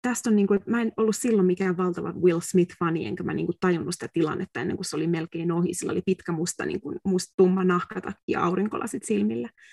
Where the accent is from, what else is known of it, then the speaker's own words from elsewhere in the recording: Finland; moved away as an adult; now in United States; sanoin, että from Finland